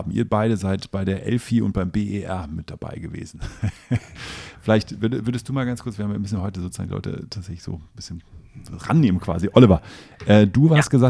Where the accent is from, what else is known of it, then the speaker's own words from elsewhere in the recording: Northern Germany, Germany; Heimathafen finden wir als, als Norddeutsche super.